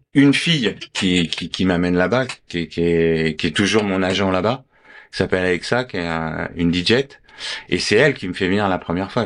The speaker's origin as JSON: {"language": "French", "town": "Paris", "region": "Île-de-France", "country": "France", "tie": "born or raised there", "said": "je suis né à Paris"}